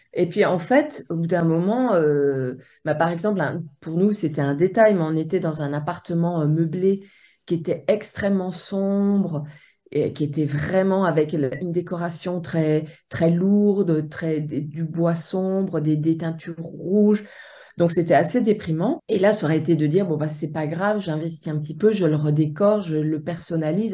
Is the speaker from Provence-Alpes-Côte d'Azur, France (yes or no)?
no; Haute-Savoie, Auvergne-Rhône-Alpes, France; moved away as an adult; je viens de Haute-Savoie et j'ai évolué entre le lac Léman